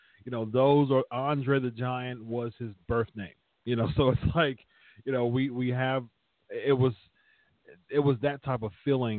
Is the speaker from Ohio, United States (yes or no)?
yes; Ohio, United States; Alexa Bliss is actually from my hometown.